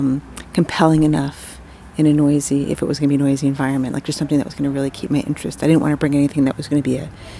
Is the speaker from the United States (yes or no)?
yes; Miami Beach, Florida, United States; moved away; the state of Florida, which is where I'm from originally.